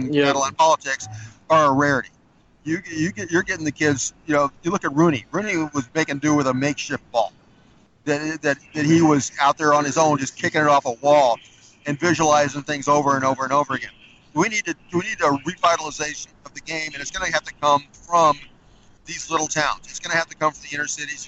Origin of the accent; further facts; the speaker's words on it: Southwest Kansas, United States; I grew up in Southwest Kansas